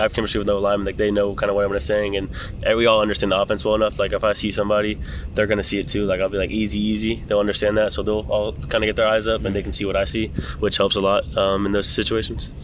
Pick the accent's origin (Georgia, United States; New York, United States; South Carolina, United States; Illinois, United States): Georgia, United States; Canton; now in Nashville, United States; I'm from Georgia, Canton, Georgia.